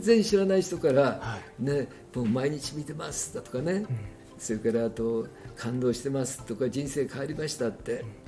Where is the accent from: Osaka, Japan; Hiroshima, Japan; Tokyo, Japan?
Tokyo, Japan; 僕は東京の京橋で生まれ育った